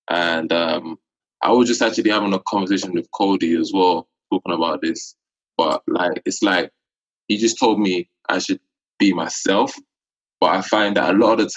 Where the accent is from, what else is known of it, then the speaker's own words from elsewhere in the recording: London, United Kingdom; So I'm from London, UK.